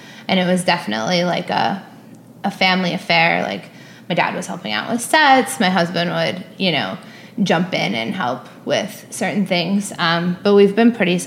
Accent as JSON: {"language": "English", "town": "Baldwin", "region": "New York", "country": "United States", "tie": "born or raised there", "also_born_or_lived": "Manhattan, New York / Cobble Hill, Brooklyn", "said": "I grew up on Long Island with two very creative parents"}